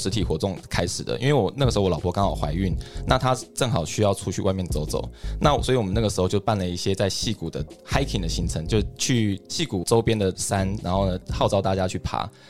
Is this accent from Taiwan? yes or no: yes; Taiwan; moved away as an adult; now in United States; 我在台湾读到研究所毕业，然后呢到竹科工作。